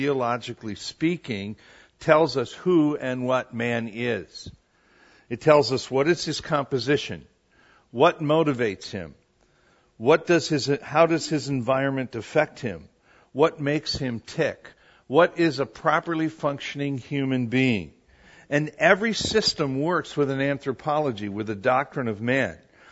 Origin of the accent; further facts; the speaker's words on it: Wisconsin, United States; moved away; three girls that I grew up with in Wisconsin